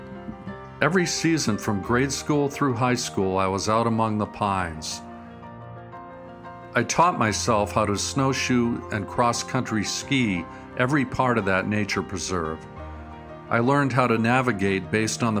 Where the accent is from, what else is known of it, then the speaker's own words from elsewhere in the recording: Wisconsin, United States; after I returned to Wisconsin